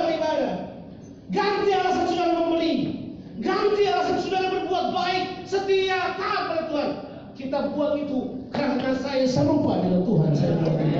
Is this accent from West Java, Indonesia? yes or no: no; Ambon, Maluku, Indonesia; Saya orang Ambon dan saya lahir terburu-buru